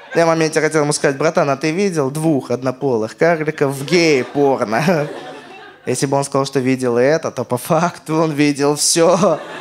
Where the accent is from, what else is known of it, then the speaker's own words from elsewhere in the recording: Armenia; я армянин